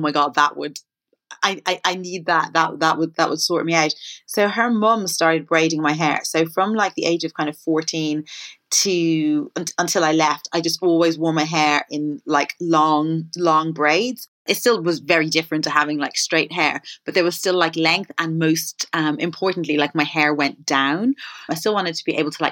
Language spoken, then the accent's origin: English; Ireland; when I was growing up in Ireland